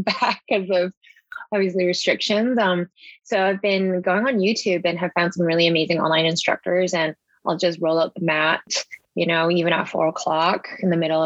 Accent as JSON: {"language": "English", "town": "Vancouver", "region": "British Columbia", "country": "Canada", "tie": "born or raised there", "said": "I'm local from Vancouver. I've lived here my whole life"}